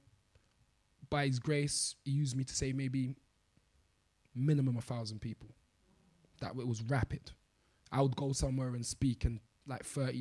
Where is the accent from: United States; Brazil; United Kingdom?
United Kingdom; London